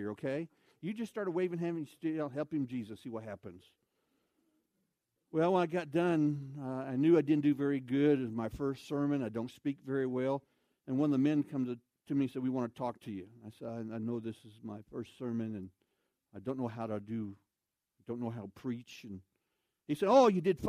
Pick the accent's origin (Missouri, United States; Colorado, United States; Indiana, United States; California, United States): Missouri, United States; 32 miles from Linneus; Second Baptist Church of Linnaeus, Missouri. It's 32 miles from my hometown